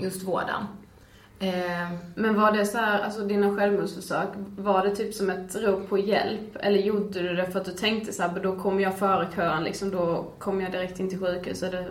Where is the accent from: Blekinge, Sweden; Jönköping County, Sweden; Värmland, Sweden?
Blekinge, Sweden; now in Stockholm, Sweden; vi är tillbaka i Stockholm mm. efter en helg hemma i Blekinge.